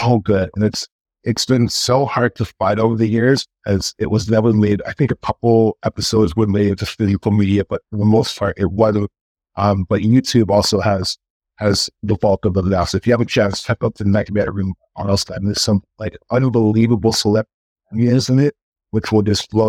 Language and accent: English; Canada; being Canadian